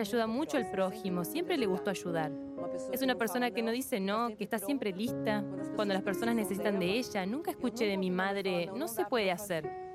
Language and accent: Spanish; Araras, São Paulo, Brazil; soy de Araras, interior de San Pablo